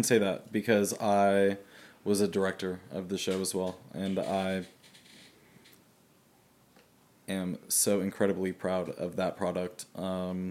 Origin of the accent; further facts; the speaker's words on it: Jackson, United States; moved away as an adult; I grew up in Jackson, and I started doing theater when I was 7